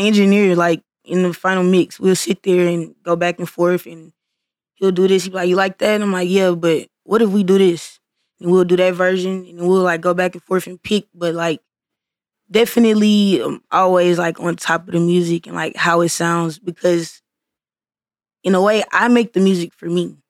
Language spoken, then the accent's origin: English; Missouri City, Texas, United States; I'm from Mo City